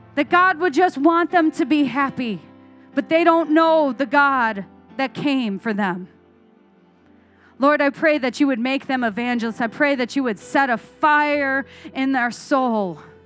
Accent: Arizona, United States; I grew up in Arizona where we have lots of creeks.

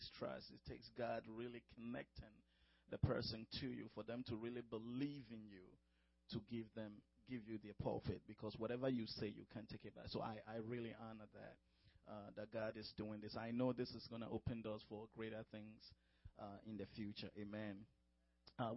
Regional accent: Ghana; moved away as an adult; now in United States; I'm from Ghana, from West Africa.

